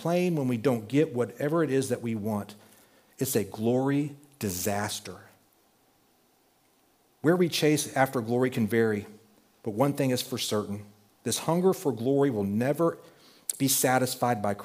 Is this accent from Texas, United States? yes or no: yes; Texas, United States; I was growing up in Texas